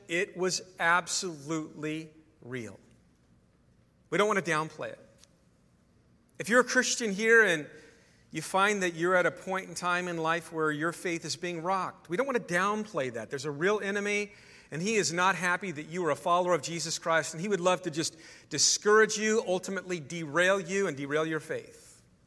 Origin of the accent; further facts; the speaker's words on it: California, United States; I'm a California guy